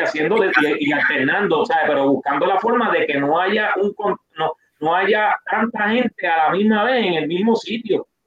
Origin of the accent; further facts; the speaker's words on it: Puerto Rico; somos boricuas